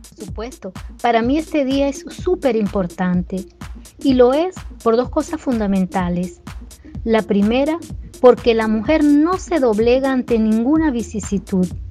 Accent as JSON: {"language": "Spanish", "country": "Venezuela", "tie": "born or raised there", "moved": "as an adult", "lives_now": "Brazil", "said": "venezolana de nacimiento"}